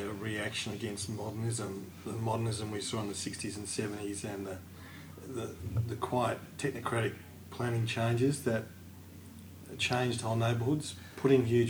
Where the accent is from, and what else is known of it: Geelong, Victoria, Australia; born or raised there